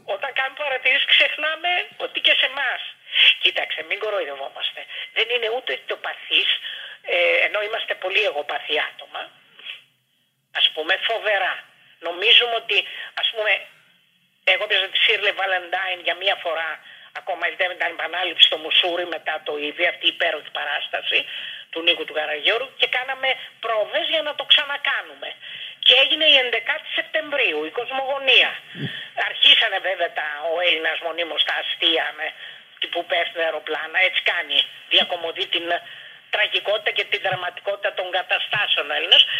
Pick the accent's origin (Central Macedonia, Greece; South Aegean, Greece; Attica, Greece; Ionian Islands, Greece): Attica, Greece; Athens; γεννήθηκα στο Παγκράτη.